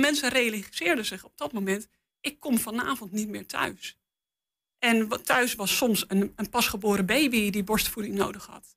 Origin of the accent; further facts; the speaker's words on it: Netherlands; als Nederlander met, met meerdere talen in ons pakket